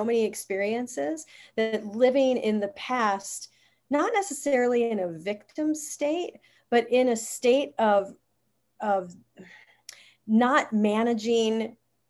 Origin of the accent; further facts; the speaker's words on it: Wisconsin, United States; I grew up in Wisconsin, so I'm a Wisconsinite.